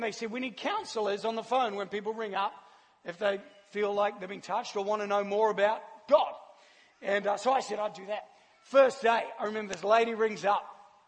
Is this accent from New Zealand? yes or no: yes; Christchurch, Canterbury, New Zealand; moved away as an adult; now in Australia; I grew up in Christchurch, New Zealand